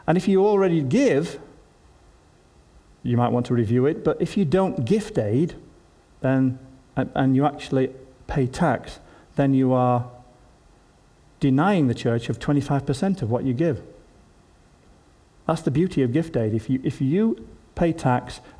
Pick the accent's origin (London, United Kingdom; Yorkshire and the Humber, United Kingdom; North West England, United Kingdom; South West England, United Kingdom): Yorkshire and the Humber, United Kingdom; as a Yorkshireman